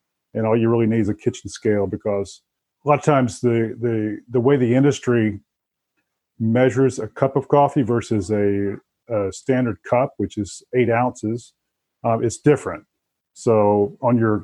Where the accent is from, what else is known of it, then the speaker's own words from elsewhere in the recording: the South, United States; moved away as an adult; I grew up in the South